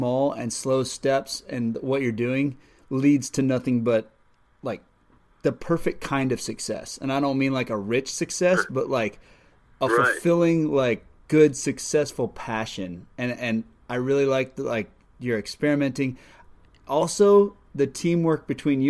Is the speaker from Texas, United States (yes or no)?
yes; South Padre Island, Texas, United States; I grew up on the Texas coast down in South Padre Island